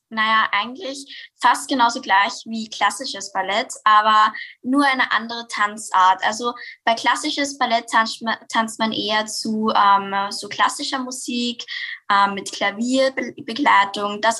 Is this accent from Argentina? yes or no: no; St. Pölten, Lower Austria, Austria; ähm, ich komme aus St. Pölten